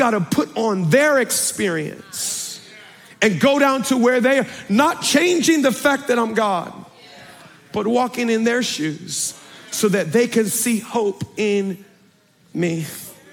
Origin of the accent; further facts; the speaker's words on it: Baltimore, Maryland, United States; I'm from Baltimore through and through